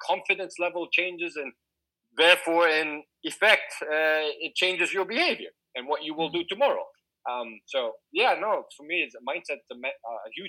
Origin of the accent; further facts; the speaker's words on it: Singapore; I was growing up in Singapore, so I, I, I was not a Singaporean, so I wasn't allowed to work.